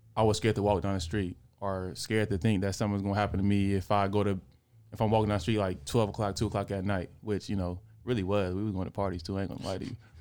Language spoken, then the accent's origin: English; Oakland, California, United States; growing up in Oakland